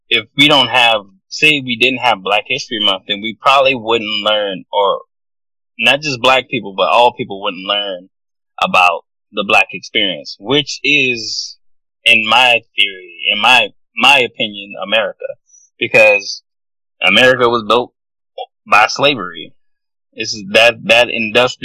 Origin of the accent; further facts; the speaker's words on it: South Carolina, United States; I'm from South Carolina